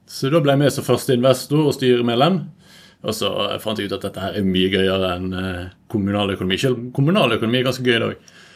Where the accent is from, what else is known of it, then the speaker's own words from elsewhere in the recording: Eidfjord, Vestland, Norway; also born or lived in Bergen; Jeg bodde i Bergen i tolv år. Ja. Før da kom jeg fra Eidfjord. Innerst i Hardangerfjorden.